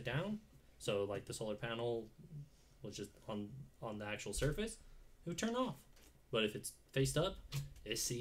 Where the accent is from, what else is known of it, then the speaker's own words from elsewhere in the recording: Utah, United States; We are from Utah